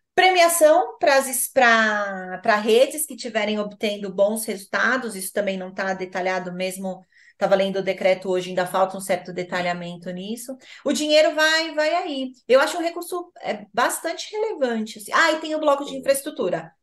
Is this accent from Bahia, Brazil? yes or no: no; São Paulo, Brazil; Eu sou de São Paulo